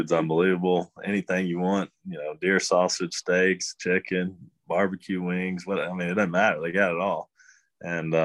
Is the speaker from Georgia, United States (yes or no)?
yes; right outside of Athens, Georgia, United States; moved away as an adult; growing up in Georgia, they don't have that. Or, you know, right outside of Athens